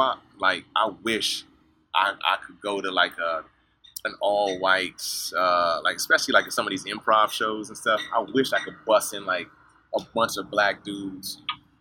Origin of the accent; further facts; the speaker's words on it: Suitland, Maryland, United States; moved away as an adult; also born or lived in Bahamas; now in California, United States; Yeah, I grew up in Suitland. I went to Central High School in Capitol Heights, Maryland.